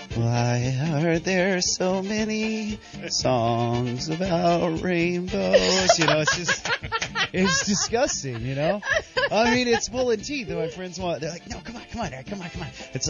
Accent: Davenport, Iowa, United States; Davenport, Iowa.

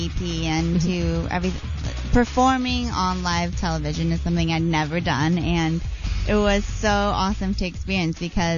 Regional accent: Orange County, California, United States; moved away as an adult; also born or lived in Yorba Linda, California / Fullerton, California; now in Los Angeles, United States; I'm from Orange County

